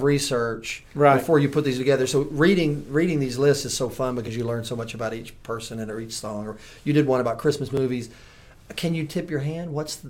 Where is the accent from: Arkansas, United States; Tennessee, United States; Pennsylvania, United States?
Tennessee, United States; Memphis; I grew up in Memphis.